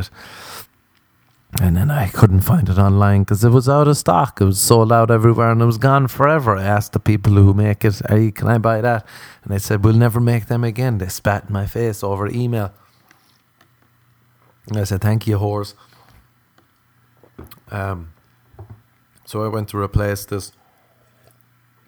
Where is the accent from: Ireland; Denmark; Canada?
Ireland; accent: Irish; moved away; as an Irishman